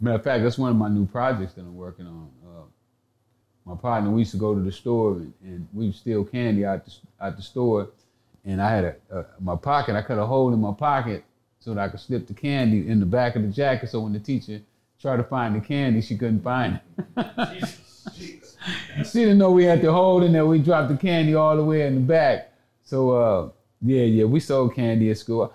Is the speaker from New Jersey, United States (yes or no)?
no; Tyler, Texas, United States; moved away; I was born here in East Texas. Tyler, to be exact.